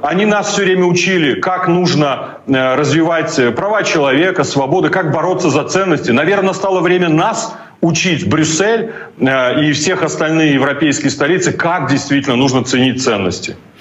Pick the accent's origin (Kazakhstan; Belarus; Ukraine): Belarus; moved away; я как белорус, как политик